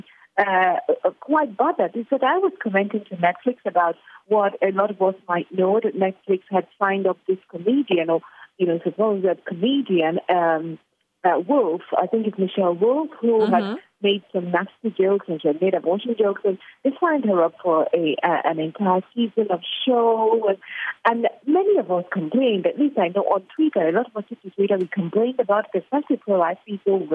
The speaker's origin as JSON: {"language": "English", "country": "Nigeria", "tie": "born or raised there", "said": "I am a Nigerian, born and bred in Nigeria, brought up in Nigeria."}